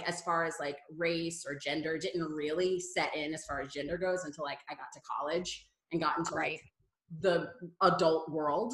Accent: Paducah, Kentucky, United States; moved away as an adult; also born or lived in New York; I was born and raised in Paducah, Kentucky, which is where I am now.

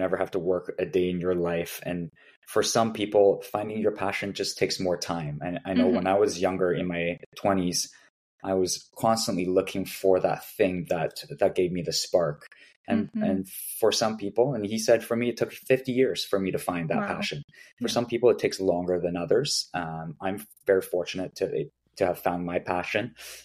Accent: Vancouver, British Columbia, Canada; now in Toronto, Canada; I grew up in Vancouver

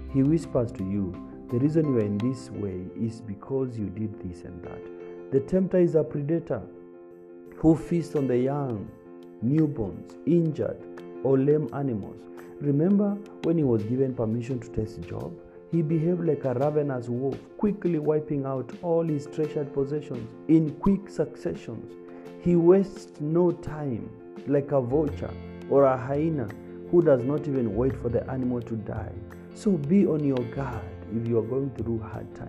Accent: Kitui County, Kenya; growing up in Kitui County, we would find dead snakes by the roadside

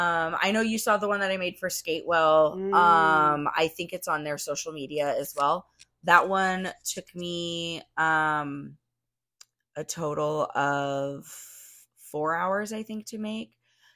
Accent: Arizona, United States; I grew up out here in Arizona. I love the desert.

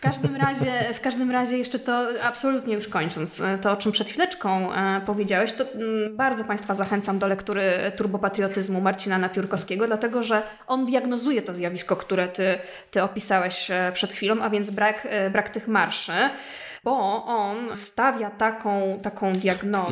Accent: Poland; u nas w Polsce

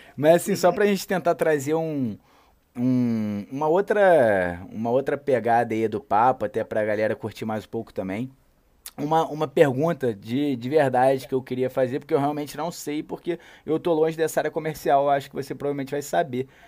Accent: Rio de Janeiro, Brazil; eu sou carioca

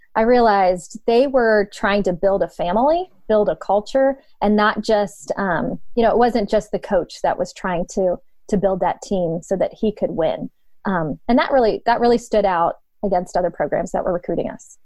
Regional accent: Poland, Ohio, United States; moved away as an adult; also born or lived in Youngstown, Ohio; now in Canton, United States; I was born and raised in Youngstown, uh, grew up in Poland, Ohio

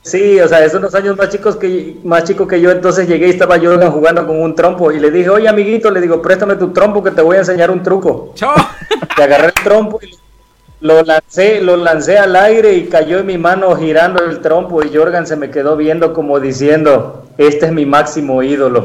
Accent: Veracruz, Mexico; moved away; yo soy de Veracruz, ¿no? Vivíamos anteriormente allá

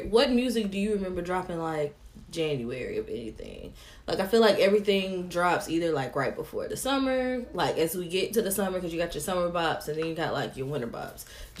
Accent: Tennessee, United States; And I'm from Tennessee.

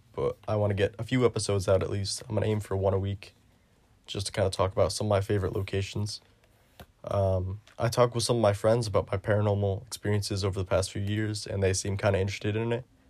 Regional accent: New York, United States; my home state of New York

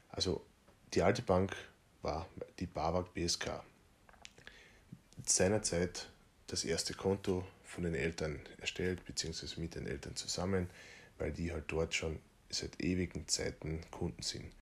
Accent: Feldkirchen, Carinthia, Austria; Bankberater in meiner kleinen Stadt, in Feldkirchen in Kärnten, aus der ich ursprünglich komme. Ich bin ja Kärntner.

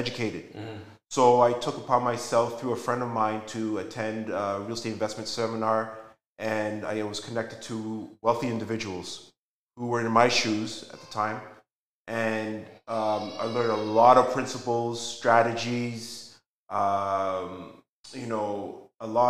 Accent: Toronto, Ontario, Canada; I was born originally from Toronto, born in Toronto. I'm a son of parents who immigrated from Ghana, West Africa in the early 70s

